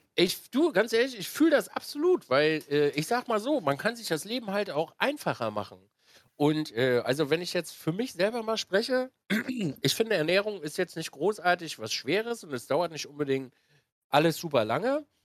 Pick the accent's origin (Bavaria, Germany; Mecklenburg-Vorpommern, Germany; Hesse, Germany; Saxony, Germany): Mecklenburg-Vorpommern, Germany; Binz; moved away as an adult; also born or lived in Wismar; bin dann runter oh, nach Binz an die Ostsee